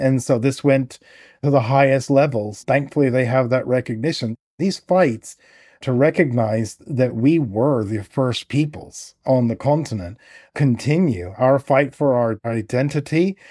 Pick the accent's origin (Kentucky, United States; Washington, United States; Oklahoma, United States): Oklahoma, United States; now in England; I grew up in Oklahoma